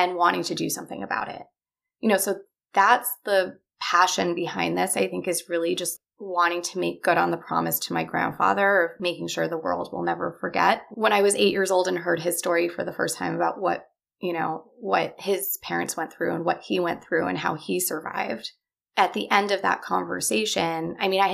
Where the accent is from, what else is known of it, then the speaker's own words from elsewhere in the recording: Los Angeles, California, United States; I grew up here in Los Angeles.